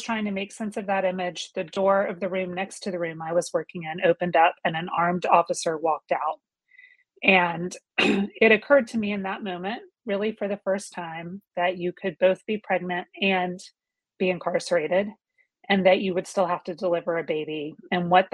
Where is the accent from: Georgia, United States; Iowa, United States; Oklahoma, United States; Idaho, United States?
Georgia, United States; moved away as an adult; my husband and I made the decision to move back to Georgia, where I was from, moved into the house that I was born